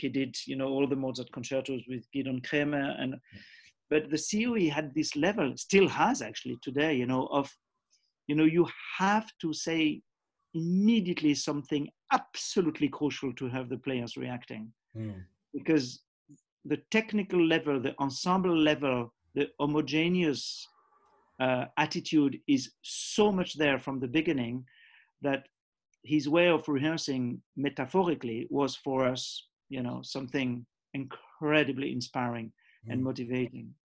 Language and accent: English; Geneva, Switzerland; also born or lived in Zambia; we came back to Geneva, Switzerland, when I was nearly seven years